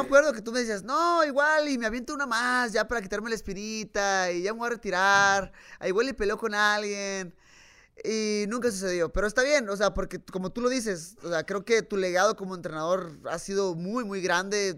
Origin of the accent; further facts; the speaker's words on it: Tijuana, Baja California, Mexico; nací en Tijuana